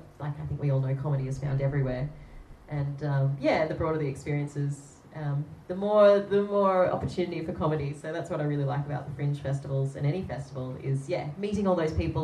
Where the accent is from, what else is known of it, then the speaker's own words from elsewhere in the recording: Sydney, New South Wales, Australia; I'm from Sydney